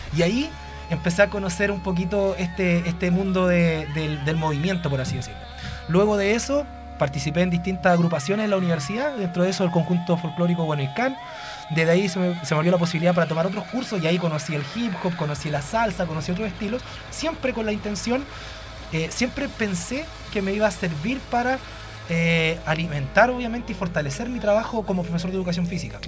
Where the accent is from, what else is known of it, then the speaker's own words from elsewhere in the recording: Laja, Biobío, Chile; yo soy de Laja, no soy de Concepción.